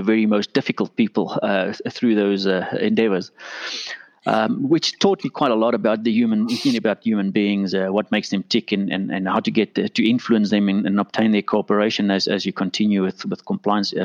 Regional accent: Pretoria, Gauteng, South Africa; I'm from very, very, very far east, Houston, in South Africa, Pretoria, the capital. Based here, born and bred here, and that's where I'm from.

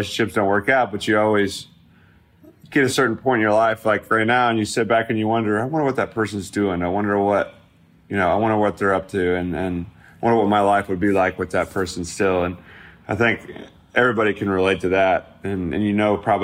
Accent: Midwest, United States; moved away; my hometown feel of that Midwest flair that I come from.

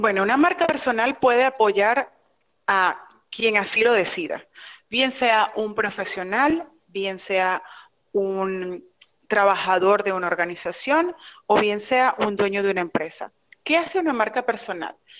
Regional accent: Venezuela; now in Miami, United States; Yo soy venezolana, estoy residenciada en Miami

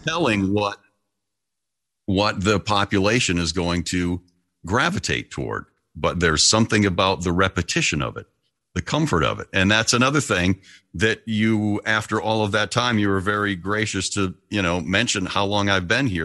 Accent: outside of Detroit, Michigan, United States; moved away as an adult; also born or lived in Toledo, Ohio / Dayton, Ohio / Columbus, Ohio / Cincinnati, Ohio; here's a four mile radius from where I grew up outside of Detroit, Michigan

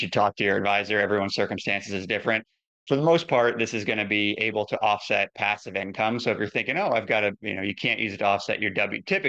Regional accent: Ohio, United States; now in Oregon, United States; I grew up in Ohio. I live in the West Coast now. I live in Oregon.

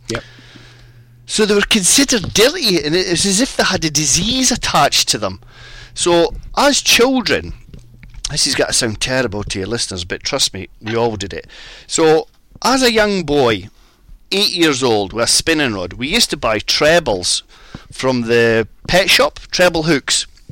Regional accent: Hawick, Scotland, United Kingdom; now in England; I was brought up in the Scottish borders

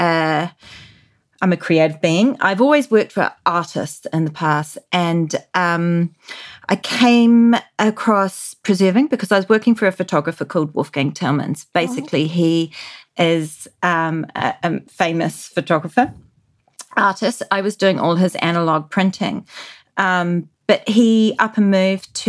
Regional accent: New Zealand; moved away; growing up in New Zealand in the 80s

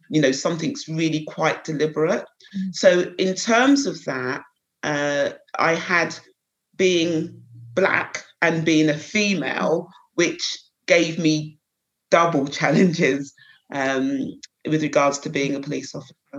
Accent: Croydon, London, United Kingdom; I was brought up in Croydon, a little place just outside the town, outside London, local Croydon. Um, so I was born and bred there

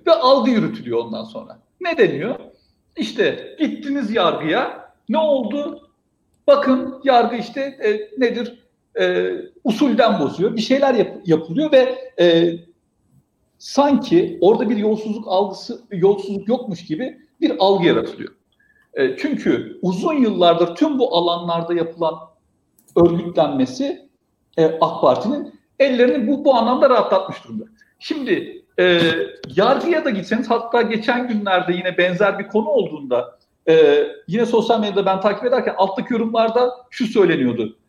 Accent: Istanbul, Turkey; 84 İstanbul doğumluyum

